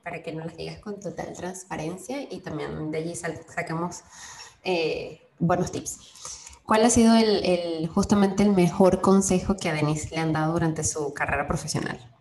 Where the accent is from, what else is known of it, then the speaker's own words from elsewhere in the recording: Venezuela; los venezolanos tenemos mucho esa cuestión de señalar con la boca